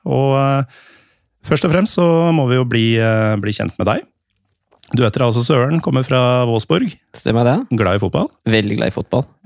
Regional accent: Germany; Jeg er tysk, det stemmer det.

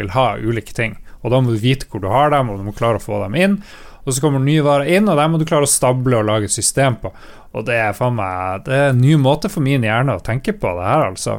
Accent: Northern Norway, Norway

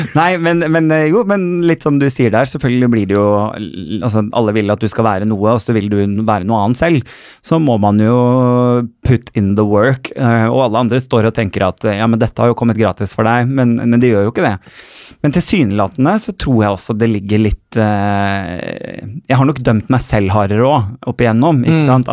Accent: Bodø, Nordland, Norway; now in Oslo, Norway; jeg er jo egentlig nordfra, så jeg har vært hjemme på Kjerringøy

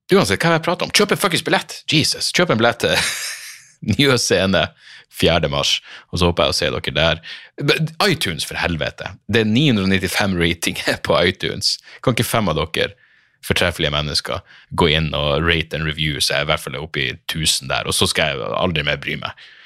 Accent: Narvik, Nordland, Norway; moved away as an adult; hjembyen min, er jo fordi jeg vokste opp der. Jeg var tenåring i Narvik

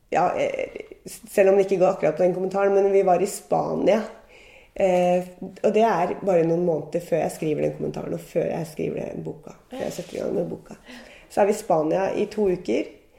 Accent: Gol, Buskerud, Norway; moved away; i Gol i Hallingdal, der jeg vokste opp og var ung

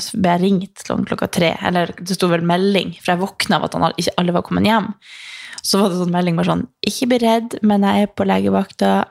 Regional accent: Northern Norway, Norway; now in Oslo, Norway; i fjor så var jeg hjemme i Nord-Norge

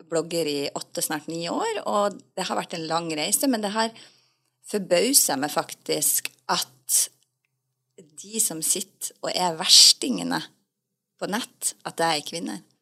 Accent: Northern Norway, Norway; Jeg kommer fra Nord-Norge.

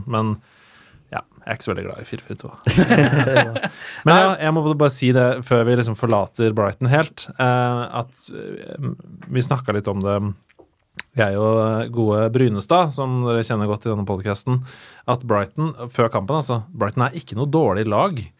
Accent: Norway; Det er veldig lett å si som

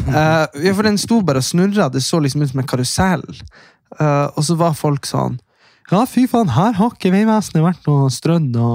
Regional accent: Nordland, Norway; der vi er fra, eh, det er jo aldri stengt på Kråkmo eller på Saltfjellet

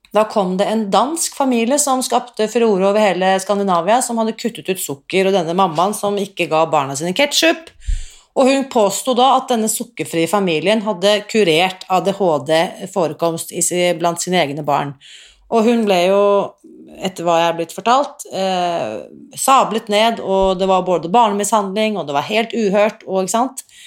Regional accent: Oslo, Norway; jeg vokste opp da, eh, i Oslo

